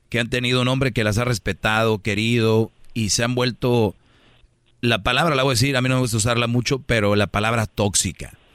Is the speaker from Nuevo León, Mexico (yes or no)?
yes; Monterrey, Nuevo León, Mexico; yo, yo soy de Monterrey